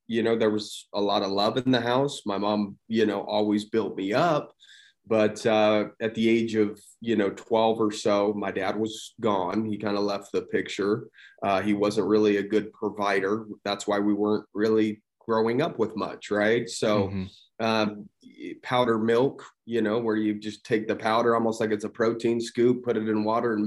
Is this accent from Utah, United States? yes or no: yes; St. George, Utah, United States; grew up in St. George, Utah, small town. It's grown quite a bit since I was younger, still live here